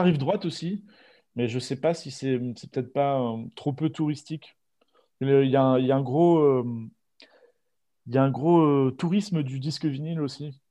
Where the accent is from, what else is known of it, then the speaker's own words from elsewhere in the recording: Normandy, France; moved away as an adult; now in Bordeaux, France; je viens de Normandie. Je suis né en Normandie, j'ai grandi en Normandie